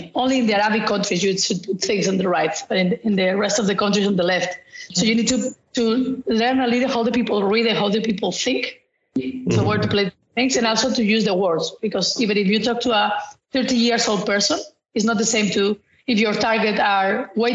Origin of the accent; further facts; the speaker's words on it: Spain; now in Netherlands; I'm from Spain, but actually I'm living in the Netherlands